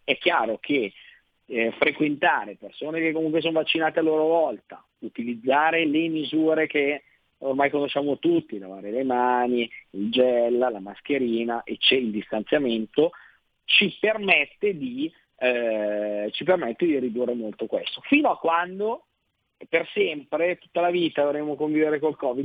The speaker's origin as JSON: {"language": "Italian", "region": "Lombardy", "country": "Italy", "said": "lo dico da Lombardo"}